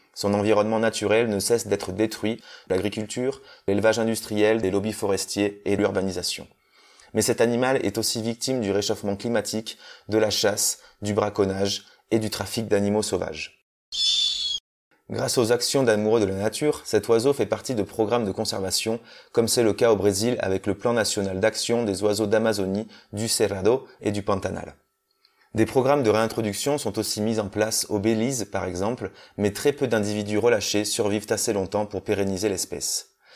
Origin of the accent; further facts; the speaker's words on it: Corrèze, Nouvelle-Aquitaine, France; moved away; also born or lived in Toulouse; Je suis originaire de Corrèze